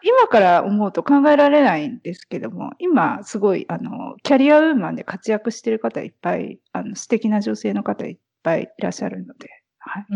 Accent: near Narita, Chiba, Japan; moved away; 千葉県の方です

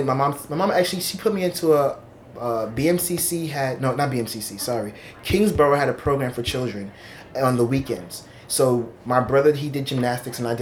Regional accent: New York City, New York, United States; also born or lived in East Meadow, Long Island, New York; second grade is when I came to Brooklyn.

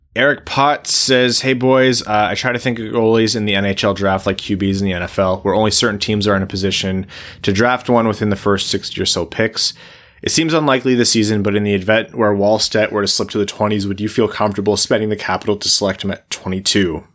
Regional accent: Windsor, Ontario, Canada; I'm from Windsor, right? Like, you know, I could see Joe Louis Arena from across the river, which was, you know, down the road from my house

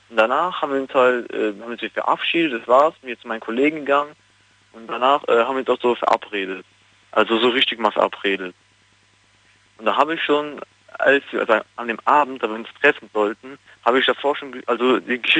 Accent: Frankenthal, Rhineland-Palatinate, Germany

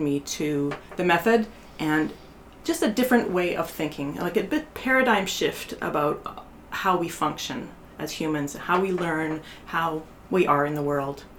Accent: Canada; moved away as an adult; also born or lived in Bay Area, United States; now in Portland, United States; I was from Canada

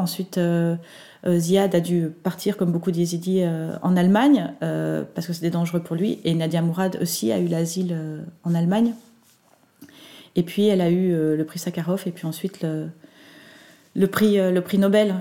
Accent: Belgium; chez nous en Belgique

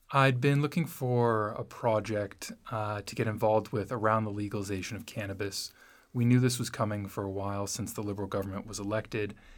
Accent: Los Angeles, California, United States; I grew up in Los Angeles

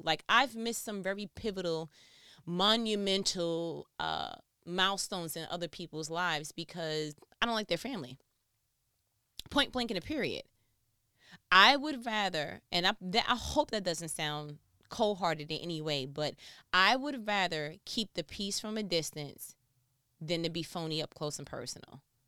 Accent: New York, United States; I am from New York

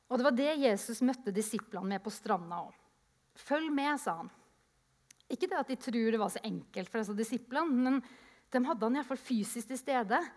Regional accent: Japan; jeg vokste opp i Japan, så jeg ser for meg en misjonærkonferanse

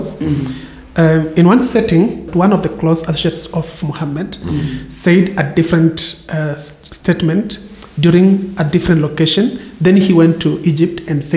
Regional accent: Western Kenya, Kenya; now in Coast, Kenya; I come from Western Kenya

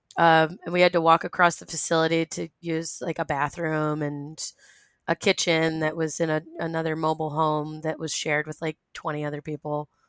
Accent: Rhode Island, United States; I was born and raised in Rhode Island

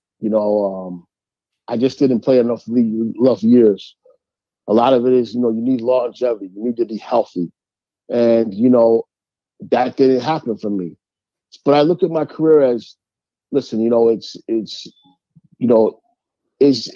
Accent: New York, United States; my hometown

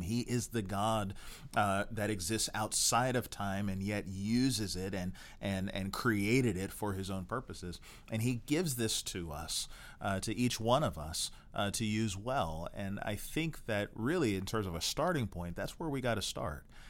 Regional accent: United States; we're American

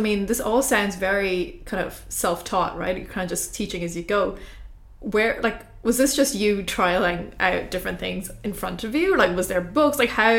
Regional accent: India; moved away; I grew up in India at that stage, right? So, I mean, I was living in India

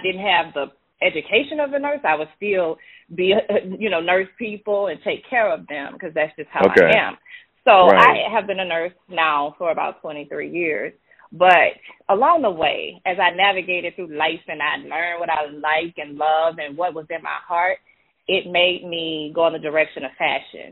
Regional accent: Baton Rouge, Louisiana, United States; accent: Louisiana; born and raised in Baton Rouge, Louisiana

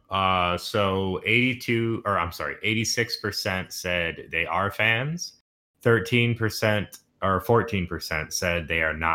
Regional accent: the South, United States; I know, like growing I growing up in the South, almost

